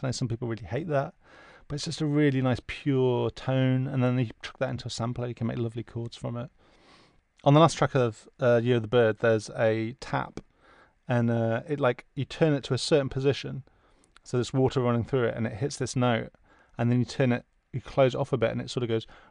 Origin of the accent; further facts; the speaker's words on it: the Midlands, England, United Kingdom; where I grew up in the Midlands